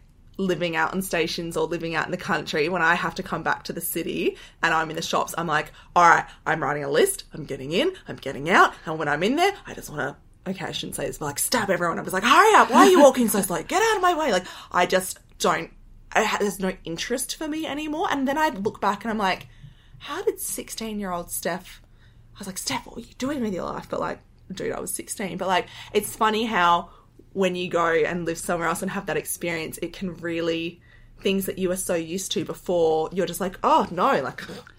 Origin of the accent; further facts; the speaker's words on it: Adelaide, South Australia, Australia; just a huge change from growing up in Adelaide and then going out to live so remote, like a full 180.